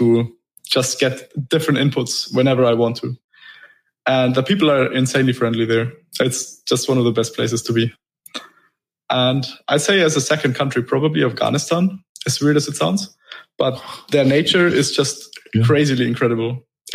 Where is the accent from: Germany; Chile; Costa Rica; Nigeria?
Germany; moved away as an adult; now in Dubai, United Arab Emirates; I'm originally from Germany